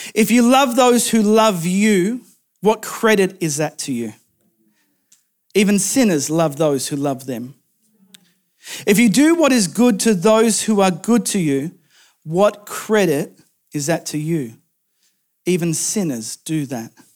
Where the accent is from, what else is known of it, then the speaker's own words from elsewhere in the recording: rural New South Wales, Australia; moved away; my hometown in rural New South Wales